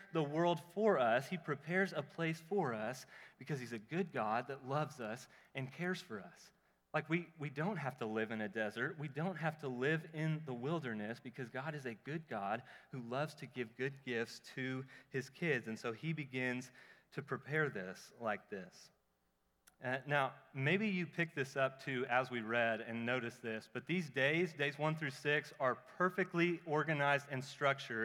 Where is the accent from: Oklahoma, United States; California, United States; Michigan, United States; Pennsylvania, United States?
Oklahoma, United States; I'm from Oklahoma